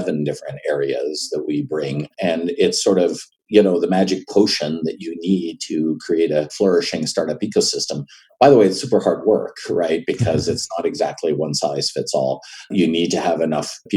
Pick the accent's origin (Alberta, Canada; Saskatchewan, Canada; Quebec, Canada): Quebec, Canada; Montreal; moved away as an adult; now in United States; I'm born and raised in Montreal, Canada, and I left when I was about 25